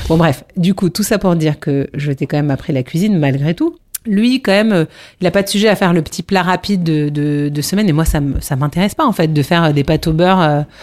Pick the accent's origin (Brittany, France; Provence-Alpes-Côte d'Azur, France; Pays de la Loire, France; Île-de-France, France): Île-de-France, France; Paris; je suis parisienne